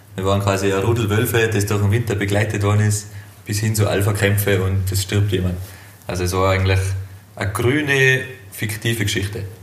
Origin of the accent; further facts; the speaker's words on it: Hopfgarten, Tyrol, Austria; ich bin aus Hopfgarten.